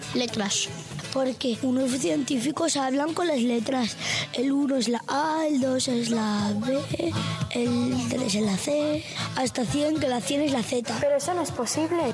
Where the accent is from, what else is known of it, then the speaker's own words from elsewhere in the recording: Cantabria, Spain; tengo 7 años y soy de Cantabria